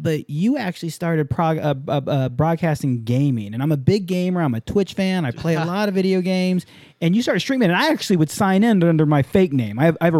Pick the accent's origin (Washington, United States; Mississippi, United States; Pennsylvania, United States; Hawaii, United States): Hawaii, United States; also born or lived in San Diego; Yeah, I grew up in Hawaii, San Diego, nonstop around Filipinos.